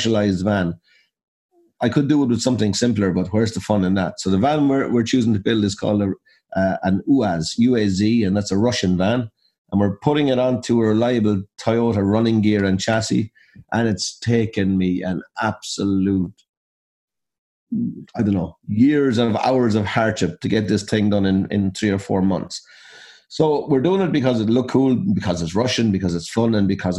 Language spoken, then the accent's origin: English; Abbeyleix, Laois, Ireland; we're from Abbey Leaks in County Leash